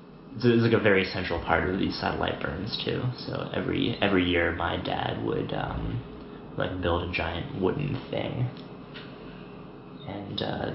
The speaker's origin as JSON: {"language": "English", "region": "Utah", "country": "United States", "tie": "born or raised there", "said": "So I grew up in Utah"}